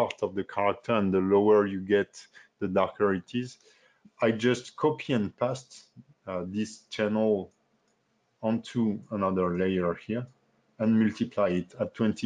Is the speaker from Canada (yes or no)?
no; France; accent: French; English is a second language; my French accent